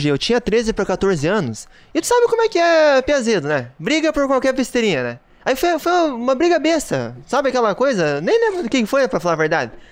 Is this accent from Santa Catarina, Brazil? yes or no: no; Toledo, Paraná, Brazil; Eu morava no Paraná ainda, eu sou natural do, do Paraná, né? de Toledo.